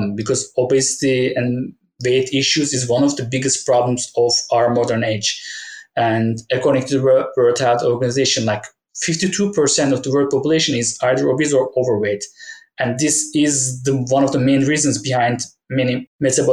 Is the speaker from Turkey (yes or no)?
yes; Turkey; moved away as an adult; also born or lived in United Kingdom; go back to Turkey, where my hometown is.